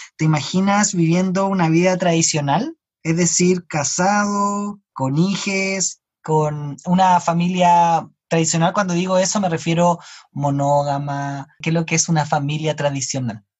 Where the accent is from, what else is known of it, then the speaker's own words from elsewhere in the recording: Chile; yo no soy chileno, yo no me considero chileno y nunca viví en otro país